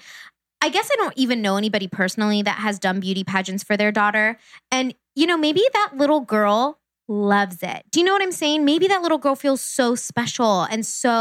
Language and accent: English; Uniontown, Ohio, United States; I grew up in Uniontown, Ohio